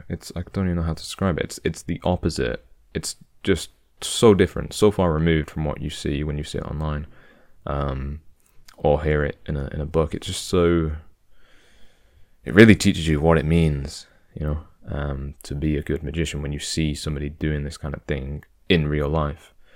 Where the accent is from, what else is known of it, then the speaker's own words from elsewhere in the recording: United Kingdom; I'm British